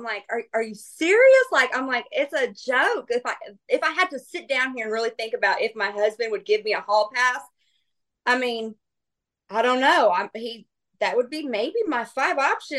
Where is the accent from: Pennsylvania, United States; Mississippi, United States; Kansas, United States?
Kansas, United States; Wichita; You know, I grew up in Wichita, Kansas, moved around a lot. So I don't like have a hometown.